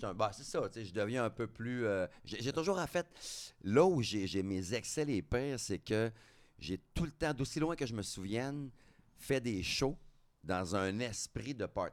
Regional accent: Drummondville, Quebec, Canada; je viens de Drummondville

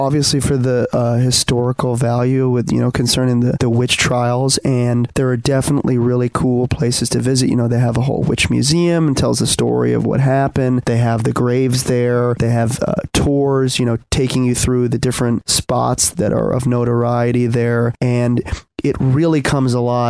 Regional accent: Swampscott, Massachusetts, United States; also born or lived in Salem, Massachusetts; So I grew up in Swampscott, Massachusetts, which is very close to Marblehead and Salem. Then I moved to Salem, I want to say about 10 years ago, and spent some time in Salem

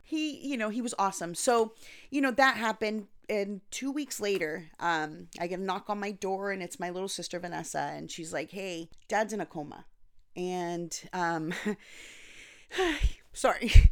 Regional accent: Anaheim, California, United States; also born or lived in Costa Rica / North Carolina; I was born and raised in Anaheim, California, but I also lived in Costa Rica and North Carolina

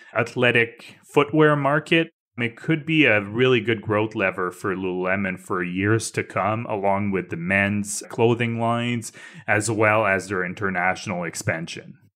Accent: Canada; As a Canadian

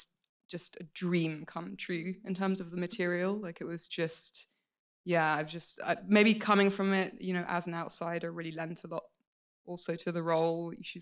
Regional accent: United Kingdom; being British

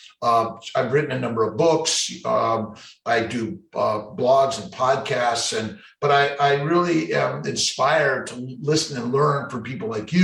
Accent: Los Angeles, California, United States; now in Syracuse, United States; I'm a kid from Los Angeles, grew up there

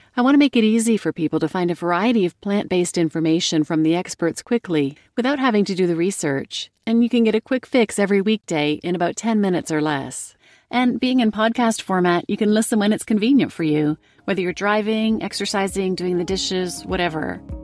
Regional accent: Canada; now in North Carolina, United States; born and raised in Canada, and now living in the U S in North Carolina

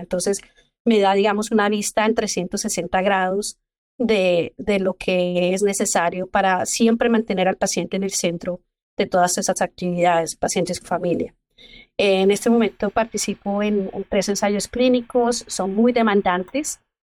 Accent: Zipaquirá, Cundinamarca, Colombia; moved away as an adult; also born or lived in Bogotá; now in Texas, United States; yo soy colombiana, soy del pueblo que se llama Zipaquirá, es muy cerca de Bogotá.

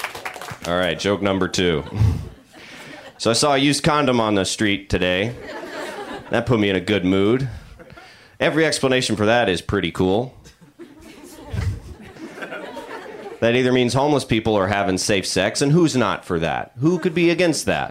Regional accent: the South, United States; also born or lived in Georgia; now in Los Angeles, United States; I'm from the South

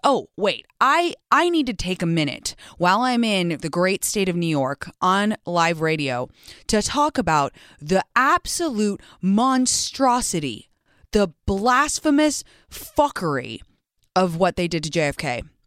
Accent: England, United Kingdom; moved away; I was raised in England

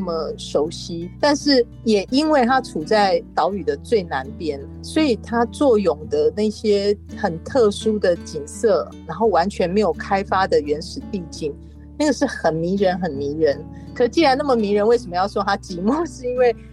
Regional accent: Kaohsiung, Taiwan; 因为我是高雄的小孩嘛

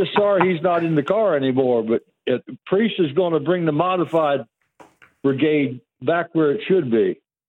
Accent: Central Pennsylvania, United States; now in Sheffield, Ohio, United States; I'm from Ohio, but I'm from Central Pennsylvania.

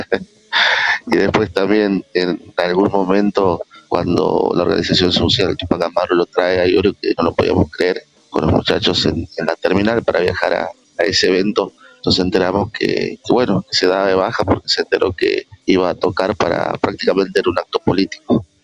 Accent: Jujuy, Argentina; soy de Jujuy.

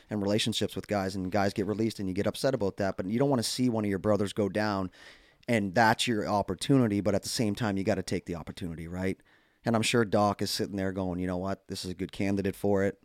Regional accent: Canada; as Canadian hockey fans

